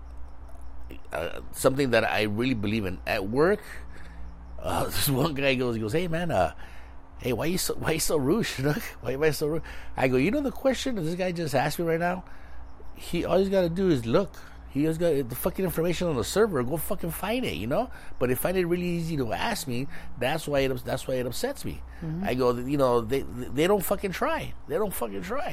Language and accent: English; Mexico; moved away; I was born in Mexico.